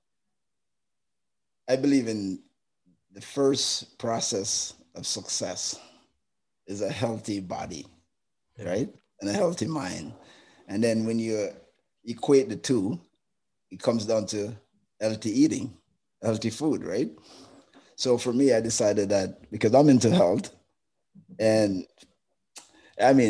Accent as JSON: {"language": "English", "country": "Jamaica", "moved": "yes", "lives_now": "Canada", "said": "being Jamaican"}